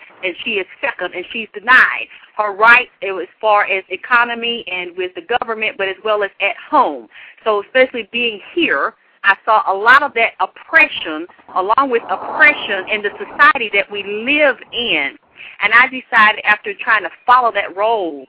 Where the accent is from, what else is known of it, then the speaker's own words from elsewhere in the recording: Atlanta, Georgia, United States; I grew up down here in Atlanta, Georgia